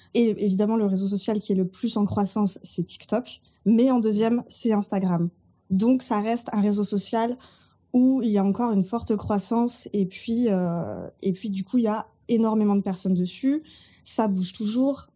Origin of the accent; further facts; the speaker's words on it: Burgundy, Bourgogne-Franche-Comté, France; also born or lived in Toulouse; now in Marseille, France; Je vis à Marseille. Je suis originaire de Bourgogne